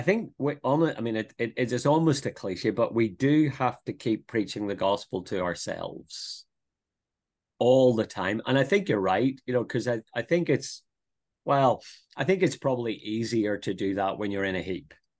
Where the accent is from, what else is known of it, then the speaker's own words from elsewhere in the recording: Northern Ireland, United Kingdom; moved away as an adult; also born or lived in Dublin, Ireland; now in Brisbane, Australia; I'm, I'm from Northern Ireland, uh, born just outside Belfast